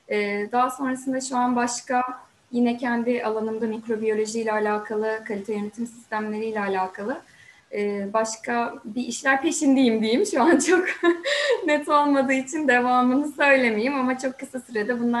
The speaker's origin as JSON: {"language": "Turkish", "region": "Sakarya", "country": "Turkey", "tie": "born or raised there", "also_born_or_lived": "Samsun", "said": "ben 84 1984 e, Sakarya doğumluyum. Ee, ve yaşamımın çok uzun bir süresini Sakarya'da geçirdim. Sadece üniversiteyi 4 yıl e, Samsun'da okudum."}